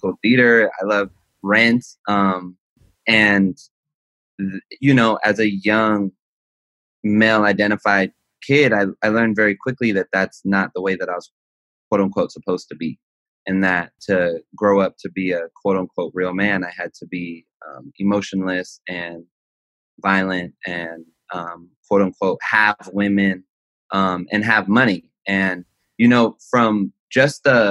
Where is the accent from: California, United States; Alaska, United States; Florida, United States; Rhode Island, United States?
California, United States; Los Angeles; I'm from Los Angeles, California, specifically the San Fernando Valley until I was like 16, and then everywhere